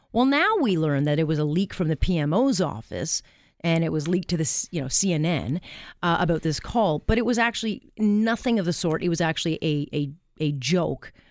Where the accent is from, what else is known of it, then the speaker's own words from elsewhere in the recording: Canada; our country